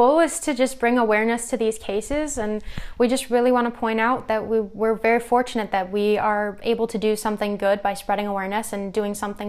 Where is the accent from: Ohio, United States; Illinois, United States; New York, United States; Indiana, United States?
Illinois, United States; we are from Illinois